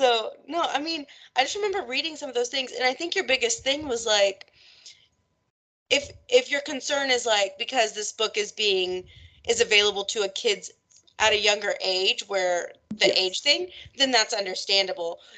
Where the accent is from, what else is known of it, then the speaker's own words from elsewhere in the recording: Texas, United States; my school growing up in Texas